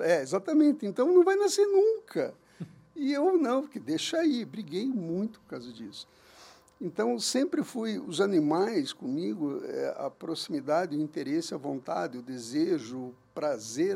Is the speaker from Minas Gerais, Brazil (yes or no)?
no; Curitiba, Paraná, Brazil; moved away as an adult; also born or lived in Capão da Canoa, Rio Grande do Sul; now in Uberlândia, Brazil; eu sou nascido em Curitiba, morei lá minha vida inteira